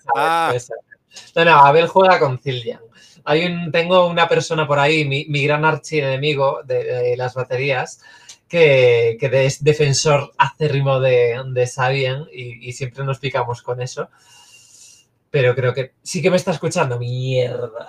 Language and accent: Spanish; Cantabria, Spain; moved away as an adult; técnicamente yo nací eh, y me crié hasta los 18, 19 en Cantabria. Así que legalmente soy cántabra.